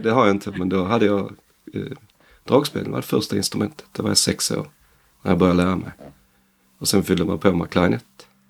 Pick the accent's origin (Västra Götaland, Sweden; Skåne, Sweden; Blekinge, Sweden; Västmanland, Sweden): Skåne, Sweden; northern; Vi andra är från Skåne. Okay. Norra Skåne